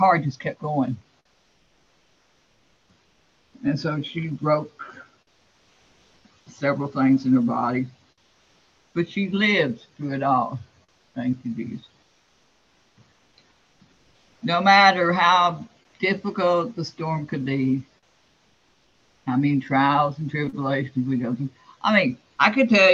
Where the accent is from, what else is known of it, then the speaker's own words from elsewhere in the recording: Florida, United States; I was raised in Florida